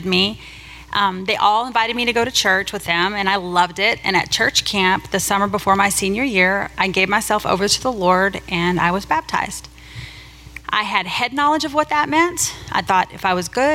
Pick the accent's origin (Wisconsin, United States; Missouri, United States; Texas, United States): Texas, United States; Bobby and I were both born and raised in Texas